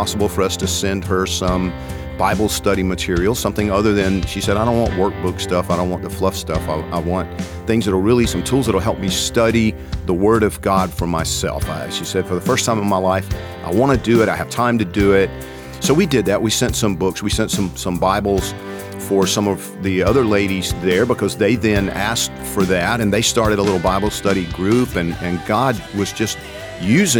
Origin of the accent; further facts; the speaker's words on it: Georgia, United States; I'm from Georgia